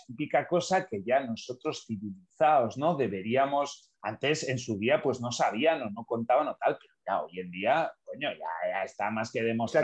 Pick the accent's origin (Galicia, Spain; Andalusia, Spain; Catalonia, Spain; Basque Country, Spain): Basque Country, Spain; de pequeño he vivido eh, eh, en entorno nacionalista, ¿no? en entorno Basque Country